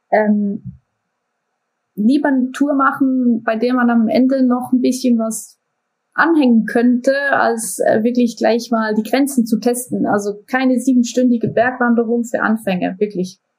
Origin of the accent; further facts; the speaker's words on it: Basel, Basel-Stadt, Switzerland; Woher kommst du? Aus der Schweiz. Ja, aus Basel.